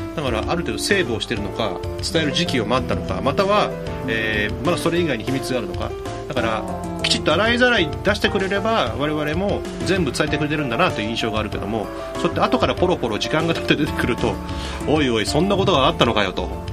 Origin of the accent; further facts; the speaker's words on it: Kyushu, Japan; moved away; 僕なんか九州なので